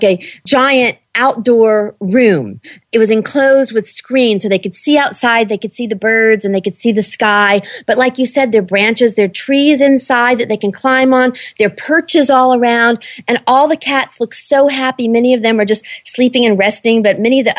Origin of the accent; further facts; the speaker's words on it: Jacksonville, Florida, United States; I grew up in Jacksonville, Florida.